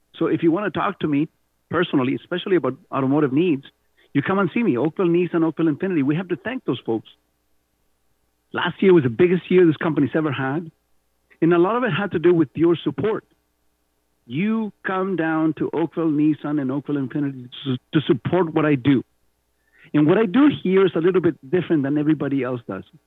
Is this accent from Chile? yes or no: yes; Chile; accent: Spanish; first language Spanish; English is a second language; moved away as an adult; also born or lived in Canada; now in Mississauga, Canada; growing up in Pinochet, Chile